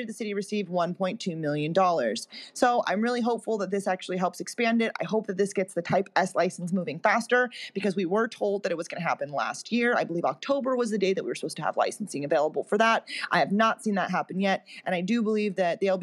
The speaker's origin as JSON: {"language": "English", "town": "Long Beach", "region": "California", "country": "United States", "tie": "born or raised there", "said": "my hometown of Long Beach"}